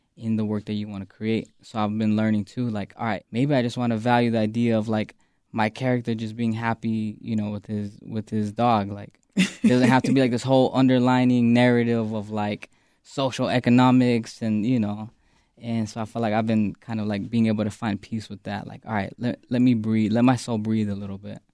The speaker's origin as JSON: {"language": "English", "town": "Phoenix", "region": "Arizona", "country": "United States", "tie": "born or raised there", "moved": "yes", "lives_now": "Chicago, United States", "said": "West Phoenix is very like, you know, you think West Coast"}